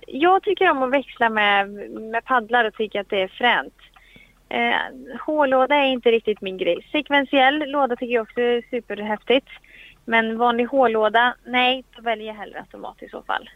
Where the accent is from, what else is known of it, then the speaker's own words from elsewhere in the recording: Sweden; här hemma i Sverige